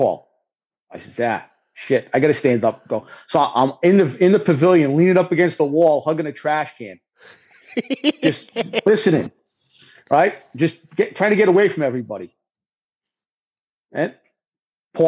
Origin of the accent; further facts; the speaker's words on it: the Northeast, New England, United States; I'm a Yankee from the Northeast